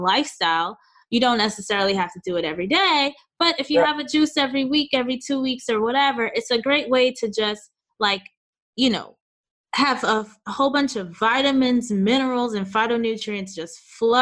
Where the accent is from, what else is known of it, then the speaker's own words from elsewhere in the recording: New York, United States; moved away as an adult; also born or lived in Oakland / Chicago; now in Los Angeles, United States; So I've lived in New York, born and raised in New York, lived in Oakland after for, like, let's say a couple years, 2.5 years. Then I moved to Chicago, lived there for about 7 years, and then now we live in Los Angeles